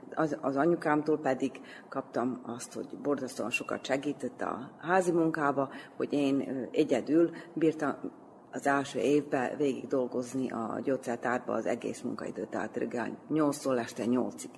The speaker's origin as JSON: {"language": "Hungarian", "town": "Debeljača", "region": "Vojvodina", "country": "Serbia", "tie": "born or raised there", "also_born_or_lived": "Belgrade", "said": "De Beacsán nőttem föl"}